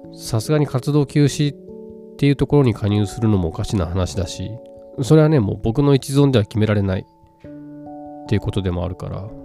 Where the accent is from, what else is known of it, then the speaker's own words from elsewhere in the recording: Wakayama, Japan; 僕もちょうど和歌山出身だから